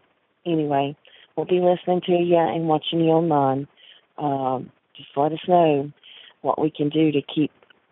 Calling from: North Carolina, United States; I'm calling from North Carolina

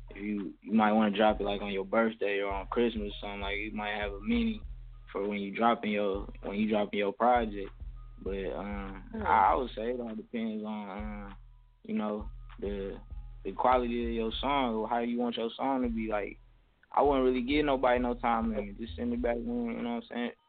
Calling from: Sandusky, Ohio, United States; I'm calling from Sandusky, Ohio.

